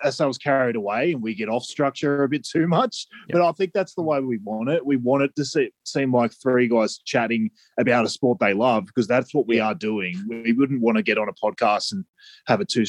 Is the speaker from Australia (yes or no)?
yes; Australia; we're undoubtedly Aussie.